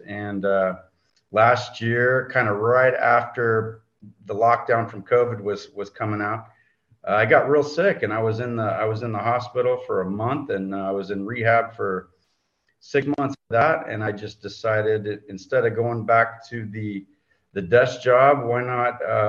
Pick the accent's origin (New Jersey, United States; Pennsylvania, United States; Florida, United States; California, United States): California, United States; moved away as an adult; also born or lived in East Coast; now in Houston, United States; Well, I grew up out in California, and I went to college on the East Coast, and then I graduated in 2000, and I came to Houston.